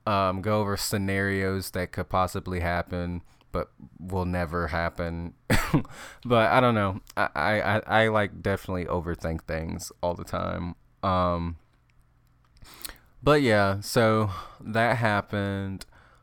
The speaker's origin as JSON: {"language": "English", "region": "Wyoming", "country": "United States", "said": "yeah, I'm sure you were like hesitant to be roommates with me, you know, seeing that I was from Wyoming."}